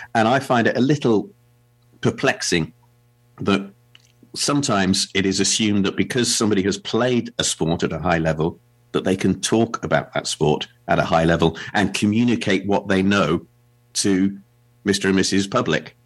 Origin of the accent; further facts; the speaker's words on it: England, United Kingdom; as an Englishman